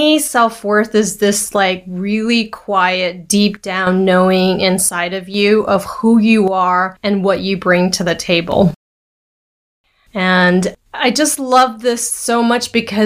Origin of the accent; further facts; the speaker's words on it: Taipei, Taiwan; I'm Taiwanese. I was born in Taiwan, Taipei, Taiwan